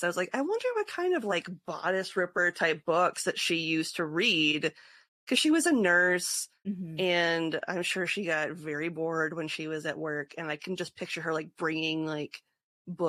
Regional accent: Northwest Iowa, United States; I was from Northwest Iowa

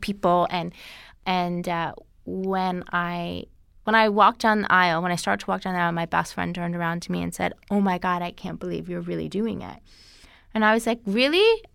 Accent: New York, United States; I grew up in New York

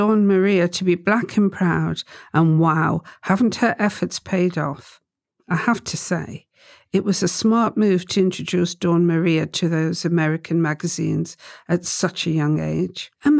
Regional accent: St. Kitts & Nevis; Right. That's because I'm from St. Kitts. Both of my parents were from St. Kitts.

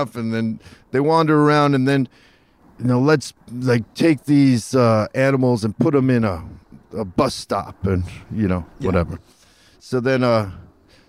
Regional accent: Los Angeles, California, United States; I grew up in Hollywood

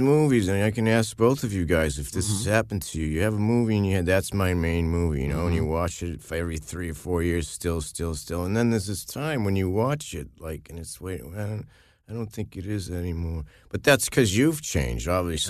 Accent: Massachusetts, United States; I grew up in Massachusetts

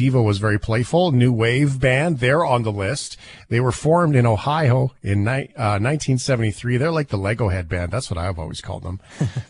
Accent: Canada; as a Canadian

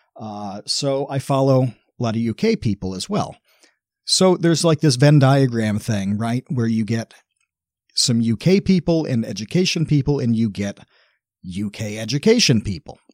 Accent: United States; I'm from the United States

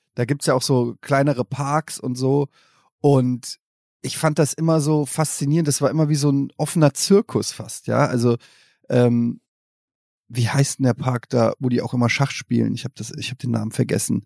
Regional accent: Germany; als Deutscher

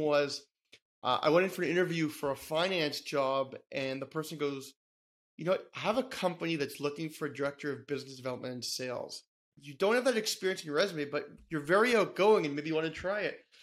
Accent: Toronto, Ontario, Canada; born and raised in Toronto, Canada

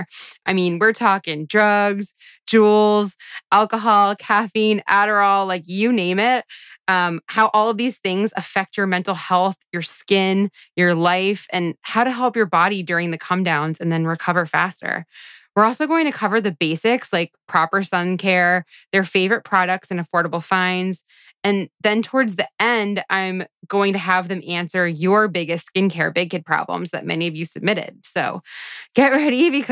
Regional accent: Florida, United States; moved away as an adult; now in Los Angeles, United States; I grew up in Florida, and after 18 years of growing up on the beach

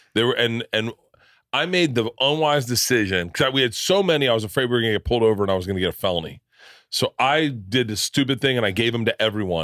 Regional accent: Florida, United States; I grew up in Florida

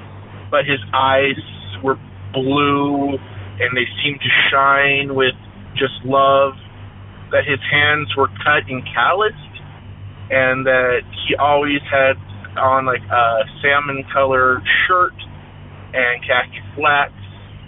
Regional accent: Seattle, Washington, United States; The one I want to tell you about now is when I was a child growing up in the Seattle area.

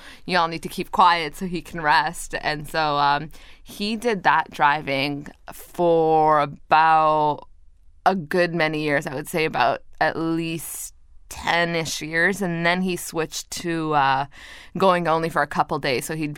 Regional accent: Toronto, Ontario, Canada; also born or lived in Montreal; And then when I was in Montreal, my sister was born. Then we moved from Montreal to Toronto, and then another sister was born, and I had a younger brother as well.

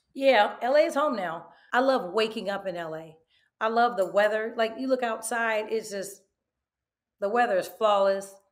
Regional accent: Oakland, California, United States; I am from East Oakland, ninetieth and Holloway

